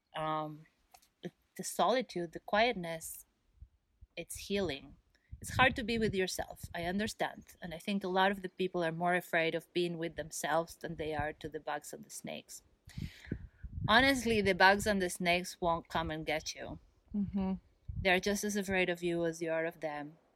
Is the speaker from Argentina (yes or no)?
yes; Argentina; moved away as an adult; also born or lived in East Coast, United States; now in California, United States; I'm from Argentina originally